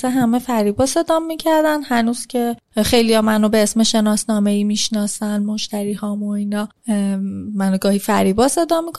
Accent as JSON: {"language": "Persian", "town": "Tehran", "region": "Tehran Province", "country": "Iran", "tie": "born or raised there", "also_born_or_lived": "Rasht", "said": "مامانم وقتی من باردار بود رفت رشت خونه مادر بزرگم ماهای آخر وقتی که اونجا منو به دنیا آورد خونه مادرش که بود شناسم هم, اونجا گرفت بعد برگشتن تهران خونه خودمون و من تهران بزرگ شدم"}